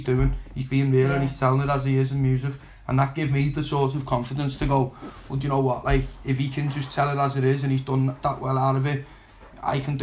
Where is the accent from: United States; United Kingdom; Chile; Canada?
United Kingdom; Liverpool, North West England; for most kids growing up in Liverpool, footy was the be-all, end-all for me